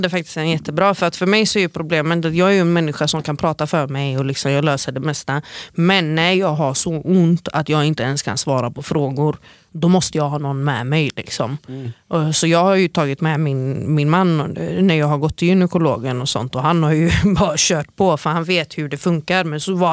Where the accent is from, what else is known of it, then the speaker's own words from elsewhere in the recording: United States; also born or lived in Norway; jag är jude från USA och Norge.